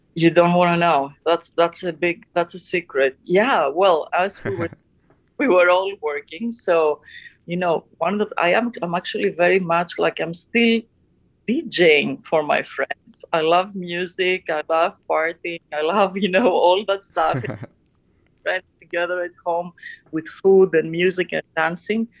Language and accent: English; Athens, Attica, Greece; I had a, an amazing childhood growing up in uh, in Athens, Greece